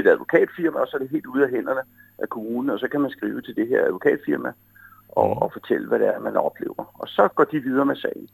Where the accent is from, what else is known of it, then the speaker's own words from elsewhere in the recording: Humlebæk, Capital Region of Denmark, Denmark; Jeg kommer jo fra Humlebæk